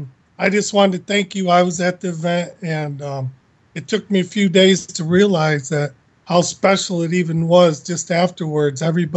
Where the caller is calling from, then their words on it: Southwest Florida, United States; Calling from Southwest Florida.